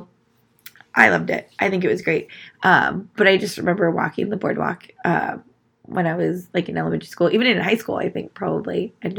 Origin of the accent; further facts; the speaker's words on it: Salinas, California, United States; obviously, I grew up in Salinas.